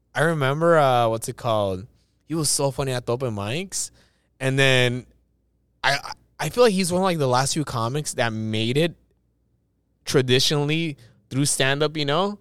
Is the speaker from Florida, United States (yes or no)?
no; Los Angeles, California, United States; I was born in East